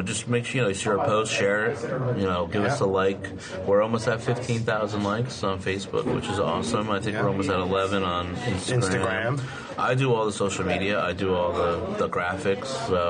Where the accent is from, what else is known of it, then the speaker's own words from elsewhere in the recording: Burnsville, New Jersey, United States; where I grew up in Burnsville, New Jersey, there is an old story of a house that I actually lived